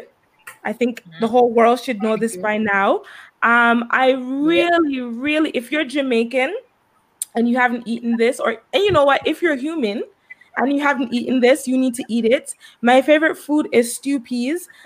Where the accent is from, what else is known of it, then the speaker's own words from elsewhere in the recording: Antigua & Barbuda; I grew up in Antigua. So I grew up in the beautiful island of Antigua.